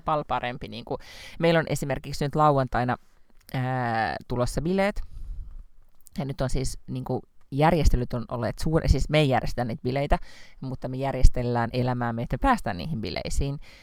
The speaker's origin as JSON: {"language": "Finnish", "town": "Lahti", "region": "Päijät-Häme", "country": "Finland", "moved": "yes", "said": "olen kuitenkin Lahesta kotoisin"}